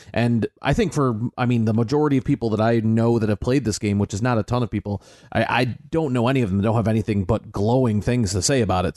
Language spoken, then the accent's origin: English; United States; as the American on the show